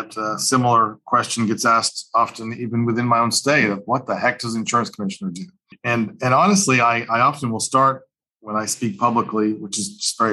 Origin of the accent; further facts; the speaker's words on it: Massachusetts, United States; I grew up in Massachusetts, one of seven kids